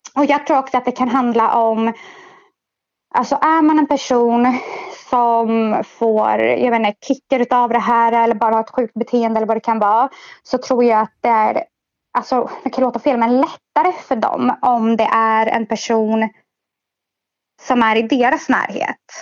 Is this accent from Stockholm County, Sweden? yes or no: yes; Stockholm, Stockholm County, Sweden; jag är 27 och är född i Stockholm.